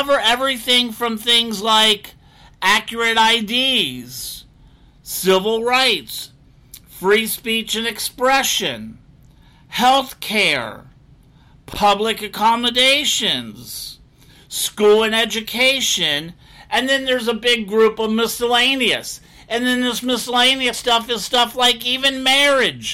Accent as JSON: {"language": "English", "region": "Florida", "country": "United States", "tie": "born or raised there", "said": "Florida, my home state"}